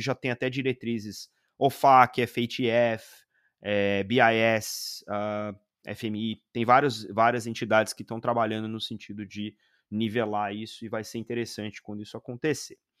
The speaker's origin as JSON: {"language": "Portuguese", "country": "Brazil", "said": "enquanto brasileiros"}